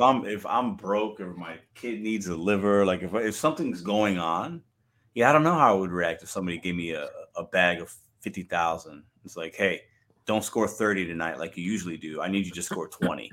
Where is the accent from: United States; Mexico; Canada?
United States; Chicago, Illinois; that's my hometown team